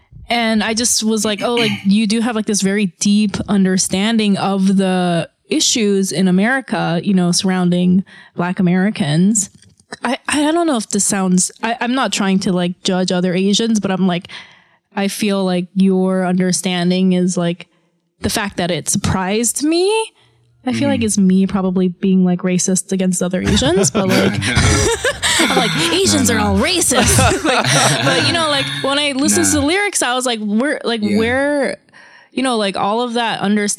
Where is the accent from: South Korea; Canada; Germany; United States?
South Korea; I'm from Korea, and, like, Korean people most of them have, like, never, ever seen a black person in real life.